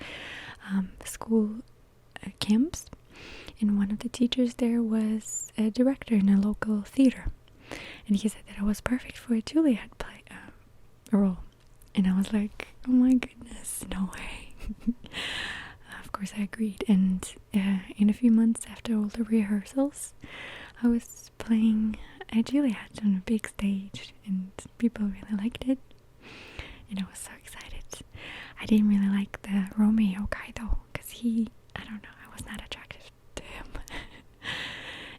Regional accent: Lipetsk, Lipetsk Oblast, Russia; I grew up in a small town that's called Lipetsk

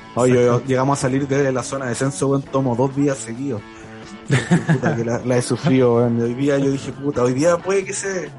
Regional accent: Curicó, Maule, Chile; yo soy de Curico

